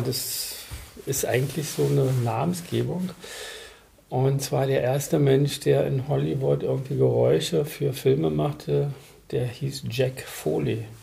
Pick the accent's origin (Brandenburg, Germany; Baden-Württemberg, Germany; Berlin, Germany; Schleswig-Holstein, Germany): Berlin, Germany; ich bin nicht in Berlin geboren, bin mhm. aber in der Blüte meine, meines Lebens, also mit einem Jahr nach Berlin gekommen.